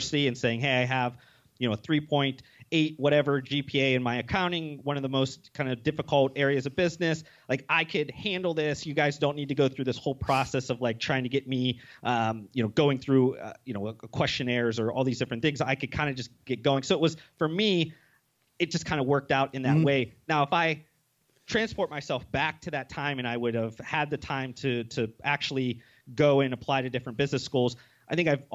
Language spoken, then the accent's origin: English; Ohio, United States; moved away as an adult; also born or lived in Las Vegas; I moved from Ohio to Las Vegas.